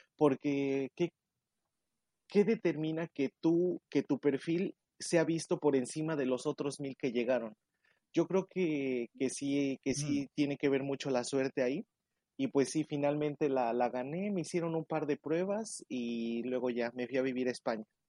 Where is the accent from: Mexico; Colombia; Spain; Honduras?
Mexico; moved away as an adult; now in Bangkok, Thailand; yo soy de México. Llevo dos años y tres meses viviendo aquí en, Tailandia